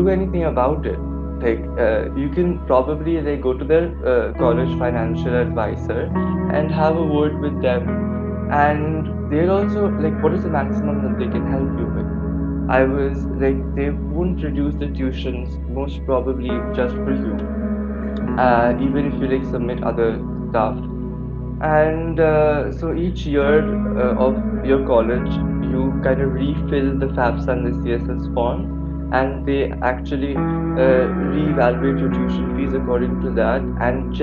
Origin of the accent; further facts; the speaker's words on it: California, United States; now in India; I was born and brought up in California